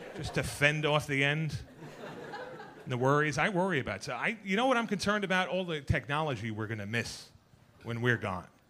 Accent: New York City, New York, United States; I was born and bred in Queens

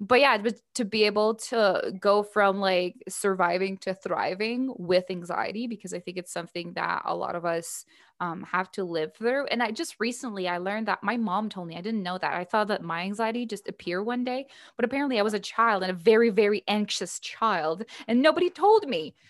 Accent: Canada; my fellow Canadian with a French name

